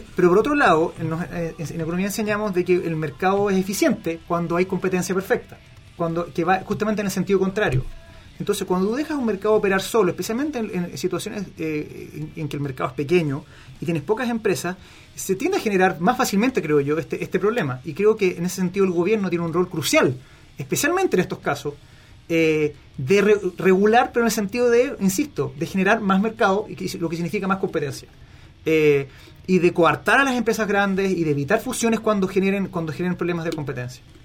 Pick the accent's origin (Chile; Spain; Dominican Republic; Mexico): Chile